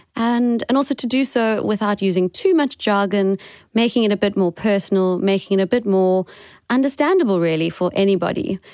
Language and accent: English; Cape Town, Western Cape, South Africa; also born or lived in Gauteng; I am currently in Cape Town in South Africa, which is my hometown. I was born here